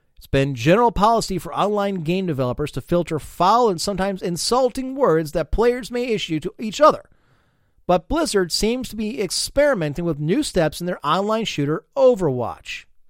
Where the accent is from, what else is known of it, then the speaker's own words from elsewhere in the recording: United States; I'm an American